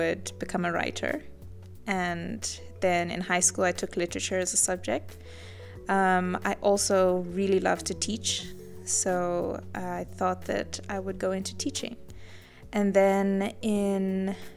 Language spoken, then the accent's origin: English; Livingstone, Southern Province, Zambia; moved away as an adult; now in Namibia; I grew up in Zambia in a small town called Livingston